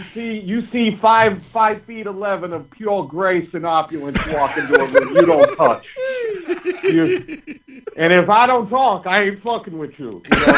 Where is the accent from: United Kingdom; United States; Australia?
United Kingdom; London; I'm from London. I was born in London.